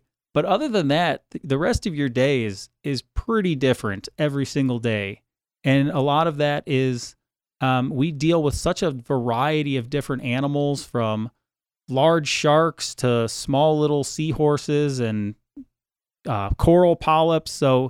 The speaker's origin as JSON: {"language": "English", "town": "Cleveland", "region": "Ohio", "country": "United States", "tie": "born or raised there", "said": "I grew up in the state of Ohio. I grew up in just outside Cleveland, Ohio, right on Lake Erie."}